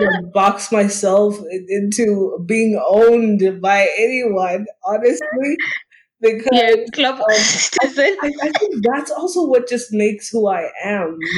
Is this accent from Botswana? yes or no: yes; Gaborone, South-East District, Botswana; I basically grew up in Botswana in Gaborone